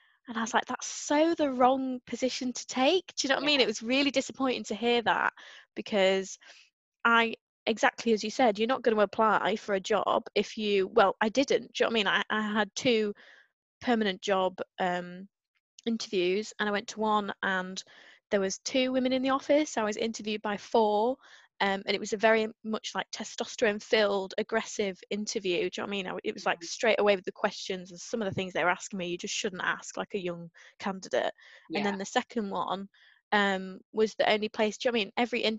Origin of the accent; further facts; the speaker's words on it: Northern England, United Kingdom; Not that there's enough Northerners down there. I mean, everyone still howls at my accent, but yeah.